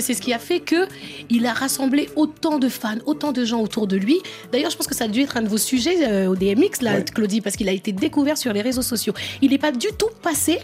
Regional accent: France; je suis née en France et je suis française. Et je suis très fière de mon histoire, de l'histoire de la France, mais aussi de mes pays d'origine, le Sénégal et la Guinée-Bissau.

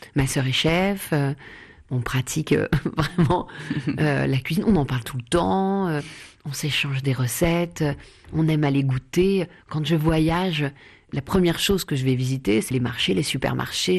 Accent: Paris, Île-de-France, France; 110 rue du Faubourg Poissonnière, c'est là où j'ai grandi

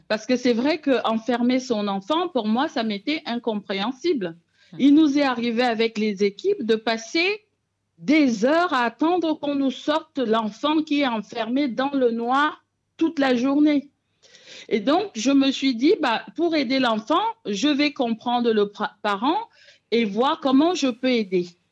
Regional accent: Cameroon; moved away; also born or lived in France; particulièrement au Cameroun, qui est donc mon pays d'origine

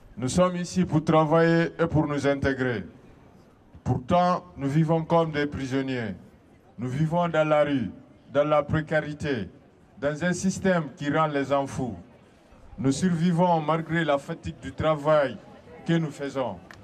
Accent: Guinea; moved away as an adult; now in France; Je viens de Guinée-Conakry. Je suis arrivé en France ici, c'était en 2020

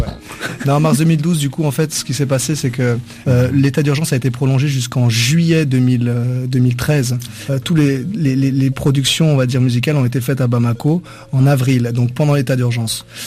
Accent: France; je suis pas malien, je suis français

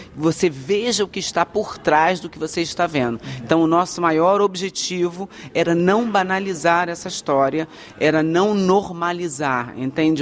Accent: Rio de Janeiro, Brazil; moved away; eu sou do Rio, eu sou tá carioca

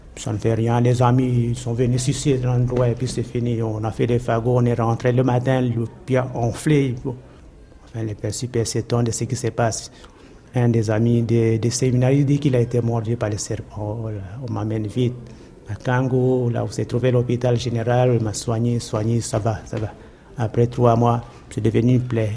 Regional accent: Brazzaville, Republic of the Congo; now in Kinshasa, DR Congo; je suis né à Brazzaville le 17 juillet 1914

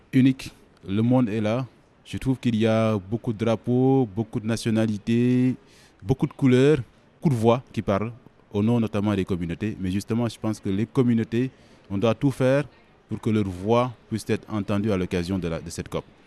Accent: Senegal; Quand on est sénégalais

